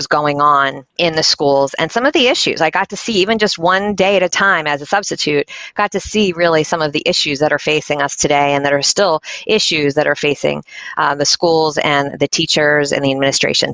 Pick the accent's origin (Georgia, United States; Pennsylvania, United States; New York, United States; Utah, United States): Pennsylvania, United States; Philadelphia; moved away as an adult; now in York, United States; I'm from Philadelphia, suburbs of Philadelphia originally